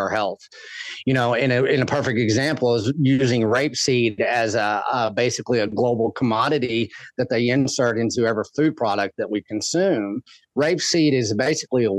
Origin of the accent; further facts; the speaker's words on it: West Texas, United States; I grew up in West Texas